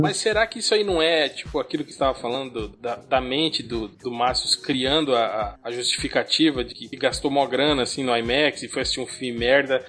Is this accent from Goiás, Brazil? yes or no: no; Concórdia, Santa Catarina, Brazil; Concórdia é a cidade onde eu nasci